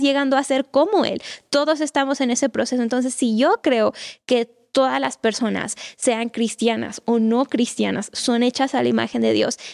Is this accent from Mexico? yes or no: yes; Mexico; los mexicanos tenemos una cultura muy cálida